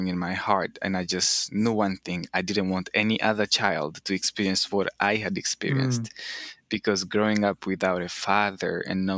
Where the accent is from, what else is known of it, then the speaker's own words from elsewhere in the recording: Eastern DRC, DR Congo; moved away as an adult; also born or lived in Rwanda; now in United States; I was born and raised in Eastern DRC